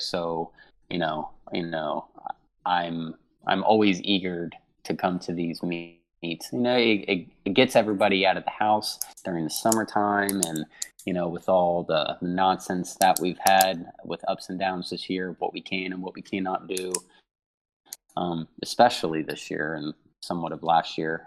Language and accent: English; Huber Heights, Ohio, United States; I grew up in Huber Heights, Ohio